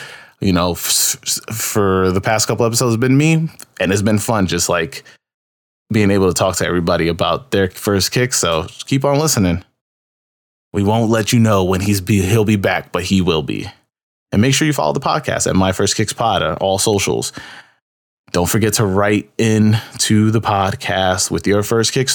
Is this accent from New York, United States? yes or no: yes; New York, United States; I'm a New York native